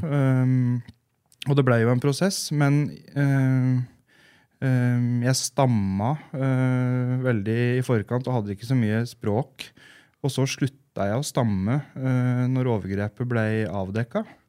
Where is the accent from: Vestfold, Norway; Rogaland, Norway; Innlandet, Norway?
Innlandet, Norway; Gjøvik; vi vokste jo opp på Gjøvik